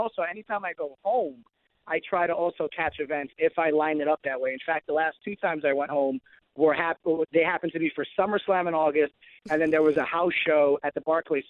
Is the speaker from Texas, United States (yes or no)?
no; New York City, New York, United States; moved away as an adult; also born or lived in Iowa; I'm from New York City. I lived in Iowa for 4 years. I was like the only Puerto Rican there.